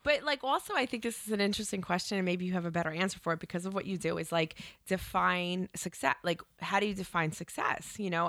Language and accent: English; New Jersey, United States; moved away as an adult; I grew up in Jersey